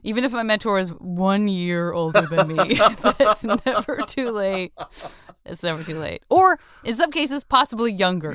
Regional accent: Tucson, Arizona, United States; moved away; I'm from Tucson, Arizona

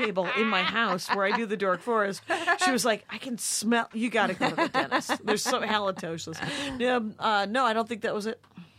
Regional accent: Wisconsin, United States; moved away; my miracles never work in my hometown.

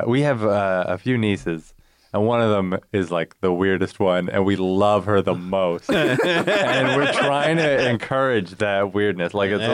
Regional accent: Canada; we're Canadian.

